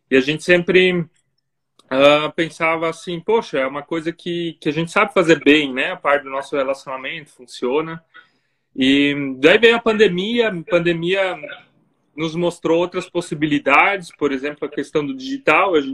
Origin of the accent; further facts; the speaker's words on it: near Blumenau, Santa Catarina, Brazil; also born or lived in Germany; nós dois somos de Santa Catarina, aqui do Sul é, pertinho de Blumenau, cidade onde moramos.